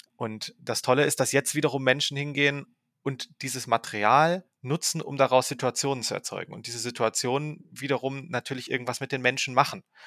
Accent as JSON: {"language": "German", "town": "Saarbrücken", "region": "Saarland", "country": "Germany", "tie": "born or raised there", "moved": "yes", "lives_now": "Ravensburg, Germany", "said": "Ich bin aufgewachsen in Saarbrücken"}